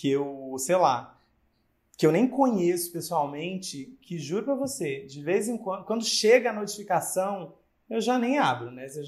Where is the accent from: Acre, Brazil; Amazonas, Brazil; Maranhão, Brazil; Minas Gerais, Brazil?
Acre, Brazil; also born or lived in Rio Grande do Norte; lá no Acre, né, é onde eu cresci